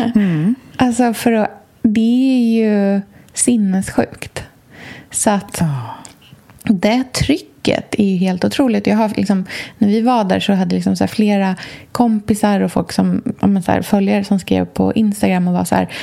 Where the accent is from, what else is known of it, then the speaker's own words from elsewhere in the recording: Östergötland, Sweden; moved away; på landet i Östergötland, där jag kommer ifrån.